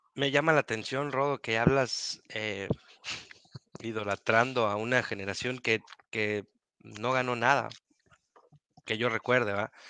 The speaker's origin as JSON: {"language": "Spanish", "town": "Guadalajara", "region": "Jalisco", "country": "Mexico", "said": "yo como, como tapatío"}